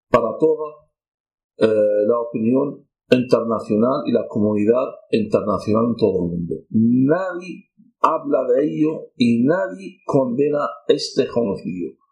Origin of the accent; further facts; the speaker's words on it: Basra, Basra Governorate, Iraq; Spanish is a second language; moved away as an adult; also born or lived in Nineveh, Iraq; now in Spain; soy cristiano católico caldeo, con mucha honra. He nacido en la ciudad de Nínive, en el norte de Irak, una ciudad bíblica Criado educado en el sur del país, en Basora, cerca de Ur de los Caldeos, también es una zona bíblica.